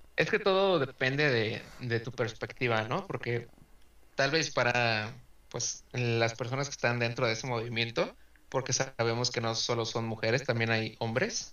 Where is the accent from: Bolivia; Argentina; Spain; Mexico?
Mexico; somos, somos mexicanos